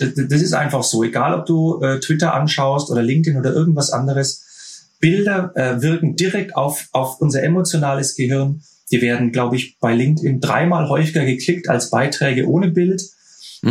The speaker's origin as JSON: {"language": "German", "country": "Germany", "said": "bei uns in Deutschland"}